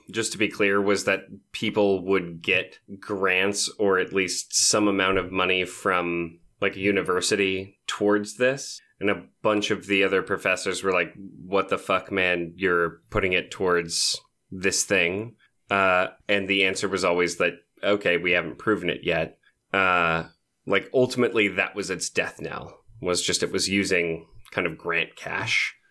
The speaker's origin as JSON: {"language": "English", "country": "United States", "said": "as an American"}